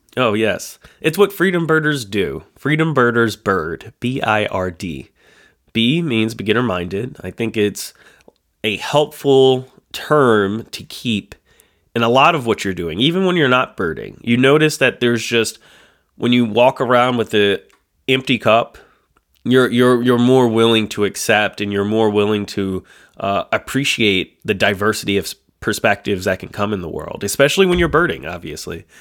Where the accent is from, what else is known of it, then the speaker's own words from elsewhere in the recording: the North, United States; we're folks from the North. We're, you know, I've lived most of my life in the North